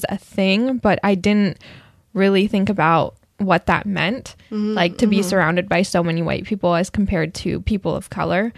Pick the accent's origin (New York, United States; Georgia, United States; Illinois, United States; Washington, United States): Washington, United States; Burien; also born or lived in Everett, Washington; I grew up in Burien in elementary school. That's like South Seattle.